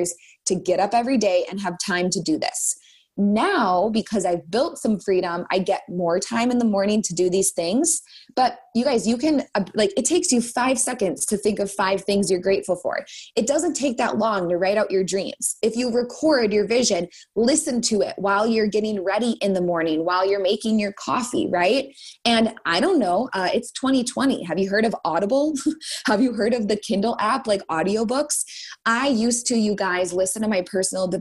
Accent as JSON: {"language": "English", "region": "Minnesota", "country": "United States", "said": "I'm a Minnesotan"}